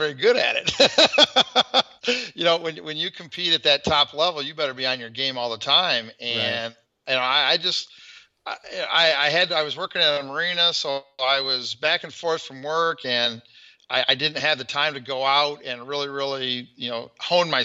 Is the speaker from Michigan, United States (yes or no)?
yes; Flint, Michigan, United States; I'm from the Flint, Michigan area